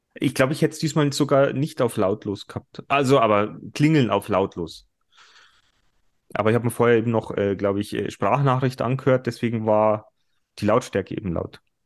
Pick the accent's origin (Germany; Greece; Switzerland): Germany; bei uns in Deutschland